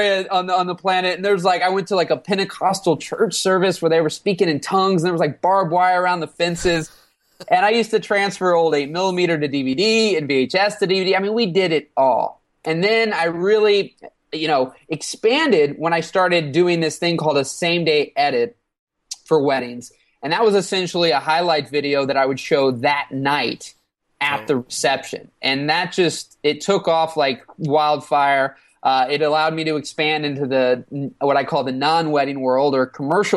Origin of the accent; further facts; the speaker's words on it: Alton, Illinois, United States; Alton, Illinois. I've been born and raised here my whole life.